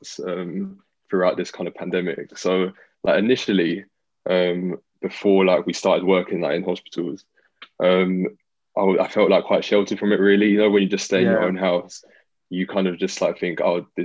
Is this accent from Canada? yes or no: no; England, United Kingdom; I'm English born, but Nigerian heritage.